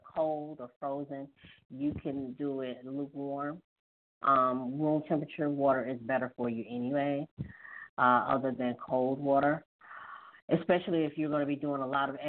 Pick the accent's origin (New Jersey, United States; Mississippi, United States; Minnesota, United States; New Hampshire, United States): Mississippi, United States; Hattiesburg; my hometown of Hattiesburg